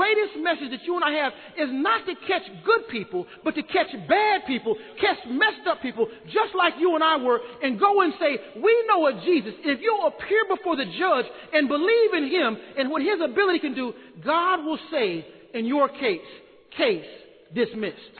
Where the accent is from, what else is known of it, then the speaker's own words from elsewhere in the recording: Austin, Texas, United States; I'm from Austin